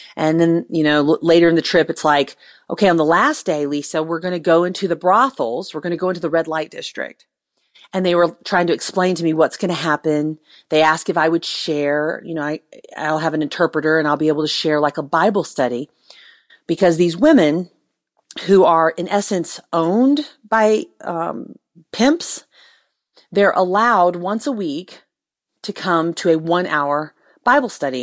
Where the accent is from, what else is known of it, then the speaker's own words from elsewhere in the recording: United States; I'm an American woman